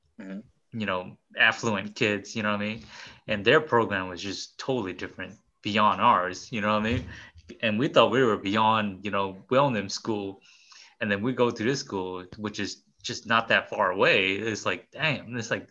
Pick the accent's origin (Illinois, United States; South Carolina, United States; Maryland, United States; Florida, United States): Illinois, United States; Chicago; Will and I, we grew up in Chicago